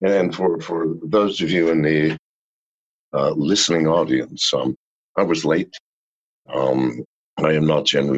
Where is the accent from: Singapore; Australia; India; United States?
United States; Appalachia; also born or lived in England; came over to America when I was two to the poorest region of America called the Appalachians